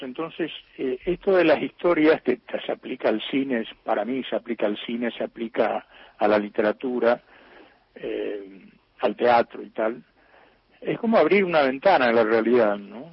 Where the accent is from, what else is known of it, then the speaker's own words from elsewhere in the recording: Alvear, Corrientes, Argentina; acá nació mi padre, aquí nací yo, exactamente en esta casa vieja desde donde les estoy hablando